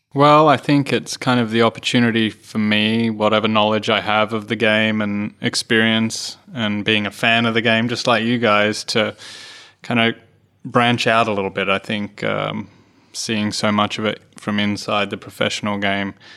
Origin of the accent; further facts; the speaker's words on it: Australia; I'm a proud Australian